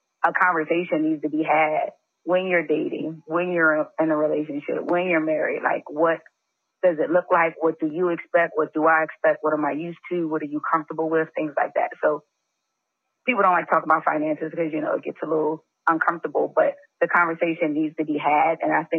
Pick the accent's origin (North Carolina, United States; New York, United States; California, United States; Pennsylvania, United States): Pennsylvania, United States; Philadelphia; I mean, I'm originally from Philly. I've been in DMV about 5-6 years now.